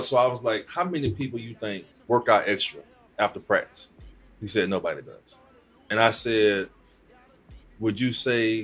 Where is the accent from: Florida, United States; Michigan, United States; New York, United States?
Florida, United States; Jacksonville; also born or lived in Bahamas; my mom moved to Jacksonville, and I was like 4 or 5 years old. Grew up here, raised here